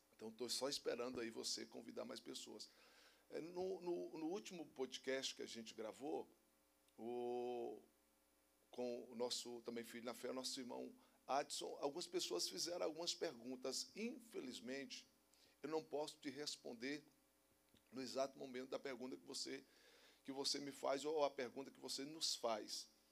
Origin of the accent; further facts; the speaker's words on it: Minas Gerais, Brazil; eu não sou baiano, eu sou mineiro